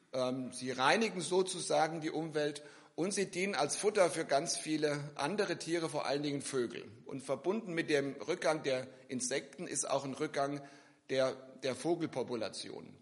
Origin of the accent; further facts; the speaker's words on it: near Giessen, Hesse, Germany; also born or lived in Philippines; Ich komme aus der Nähe von Gießen